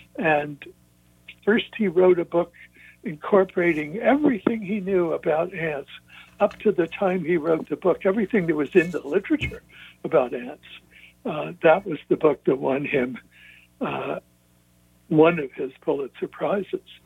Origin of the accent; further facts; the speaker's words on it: Kansas City, Missouri, United States; moved away as an adult; I moved back to my hometown of Kansas City, Missouri.